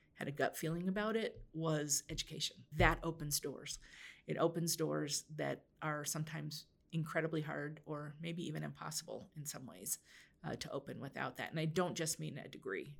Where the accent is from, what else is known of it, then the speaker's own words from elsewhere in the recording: Oregon, United States; I grew up in Oregon